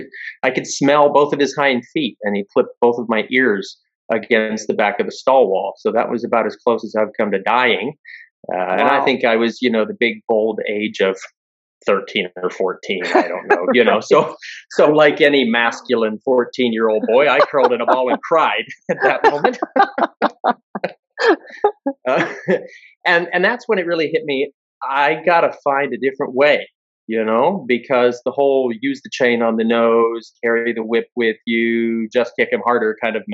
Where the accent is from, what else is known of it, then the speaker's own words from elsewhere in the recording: Western Pennsylvania, United States; what we grew up with in Western Pennsylvania